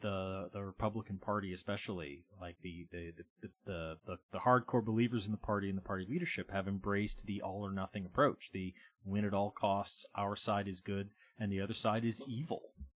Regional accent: Andover, Massachusetts, United States; my hometown of Andover, Massachusetts, where I grew up.

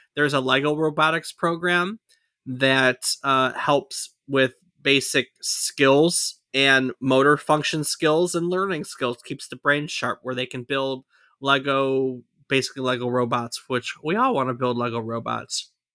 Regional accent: Ann Arbor, Michigan, United States; where we grew up in Ann Arbor, Michigan

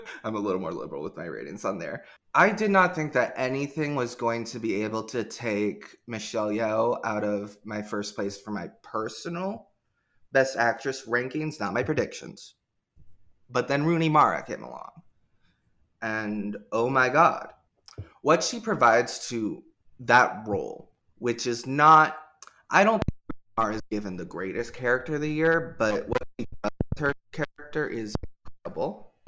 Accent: Portland, United States; I'm from Portland

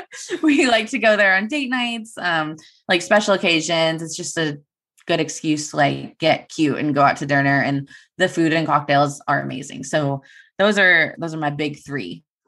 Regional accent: Turlock, California, United States; I grew up in Sherlock, uh, born and raised here

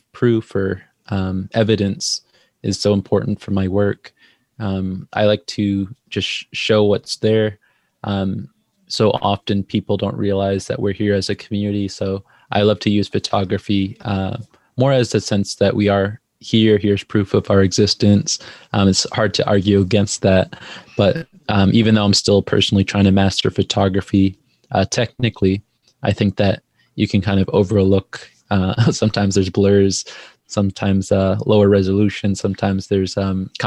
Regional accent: Southampton, New York, United States; I grew up on the Shinnecock Indian Reservation in Southampton, New York

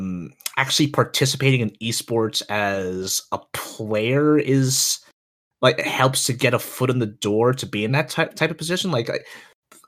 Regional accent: Philadelphia, Pennsylvania, United States; I'm from Philadelphia

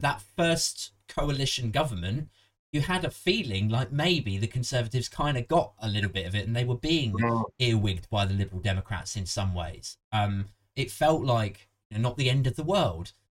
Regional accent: Maidenhead, South East England, United Kingdom; I'm from Maidenhead originally.

